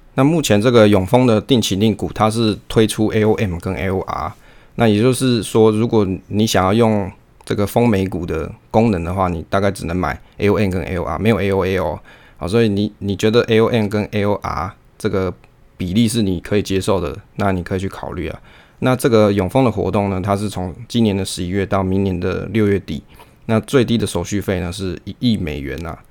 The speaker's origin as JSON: {"language": "Chinese", "country": "Taiwan", "said": "我们身为台湾人"}